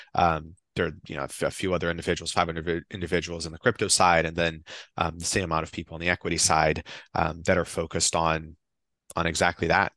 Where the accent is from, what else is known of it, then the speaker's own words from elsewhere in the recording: Brazil; now in United States; I'm from Brazil.